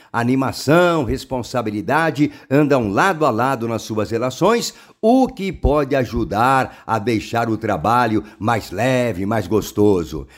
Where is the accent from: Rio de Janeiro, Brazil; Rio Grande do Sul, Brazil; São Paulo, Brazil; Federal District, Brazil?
São Paulo, Brazil; interior of; accent: paulista do interior; eu como é, paulista, né, do interior